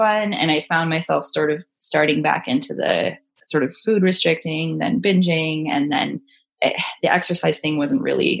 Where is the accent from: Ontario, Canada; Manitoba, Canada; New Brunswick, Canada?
Ontario, Canada; moved away as an adult; also born or lived in British Columbia; I'm from Ontario originally